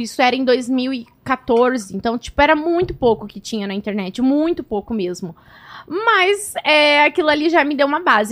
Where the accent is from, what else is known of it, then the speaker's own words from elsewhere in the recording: Cascavel, Paraná, Brazil; moved away; also born or lived in near Pato Branco, Paraná; eu nasci lá, eu morei em Cascavel